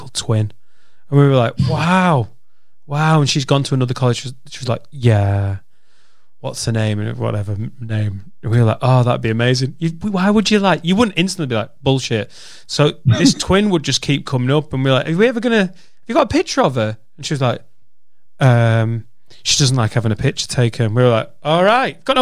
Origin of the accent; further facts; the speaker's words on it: Preston, North West England, United Kingdom; accent: Lancashire; moved away; the street I grew up in Penwitham in Preston.